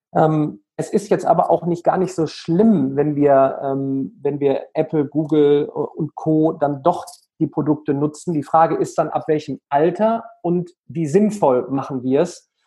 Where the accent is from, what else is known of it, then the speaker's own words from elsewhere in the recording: Remscheid, North Rhine-Westphalia, Germany; in der wunderschönen Stadt Remscheid, ja, ähm, Bergische Städtedreieck, Remscheid, Solingen, Wuppertal, aufgewachsen, ähm, immer noch äh, wohnhaft